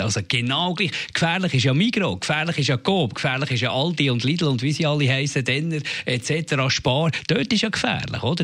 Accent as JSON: {"language": "German", "country": "Switzerland", "said": "bei uns in der Schweiz"}